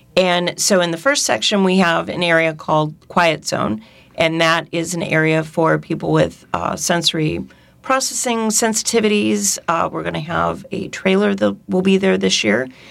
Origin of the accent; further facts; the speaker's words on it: Northern California, United States; also born or lived in San Diego; now in New Orleans, United States; I'm originally from Northern California